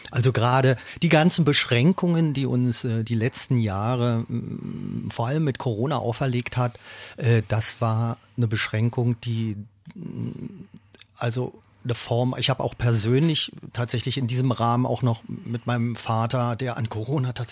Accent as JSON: {"language": "German", "region": "Berlin", "country": "Germany", "tie": "born or raised there", "said": "ich bin ja ein Berliner, ich bin hier geboren, aufgewachsen, meine Familie und, und, und mein Label ist ja auch noch hier."}